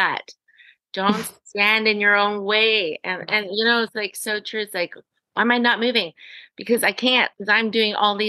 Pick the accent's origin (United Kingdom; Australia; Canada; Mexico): Canada; I am Canadian.